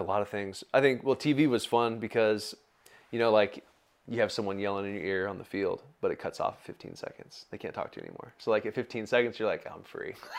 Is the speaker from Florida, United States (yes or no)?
no; Bakersfield, California, United States; also born or lived in Fresno; I grew up in Bakersfield.